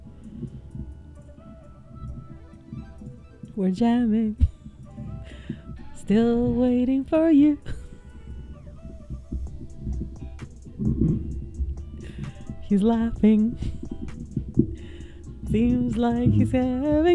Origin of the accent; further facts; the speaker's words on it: Slovenia; moved away as an adult; now in China; And I come from Slovenia. And I've been living in China for the past 10 years.